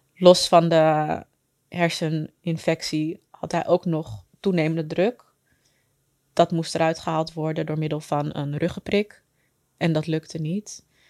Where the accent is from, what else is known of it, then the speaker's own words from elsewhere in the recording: Amsterdam, North Holland, Netherlands; Ik ben geboren en getogen in Amsterdam